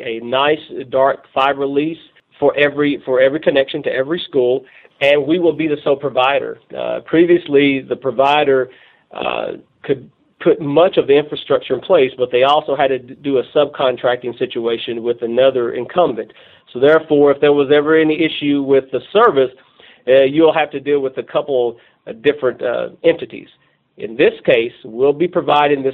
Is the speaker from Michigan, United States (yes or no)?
no; Northeast Tennessee, United States; moved away as an adult; now in Russellville, United States; I'm from Tennessee, Northeast Tennessee